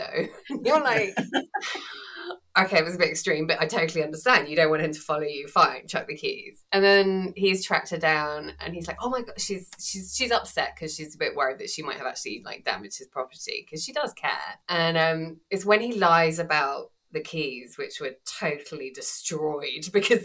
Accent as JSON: {"language": "English", "region": "England", "country": "United Kingdom", "said": "I'm English and, you know, not Greek"}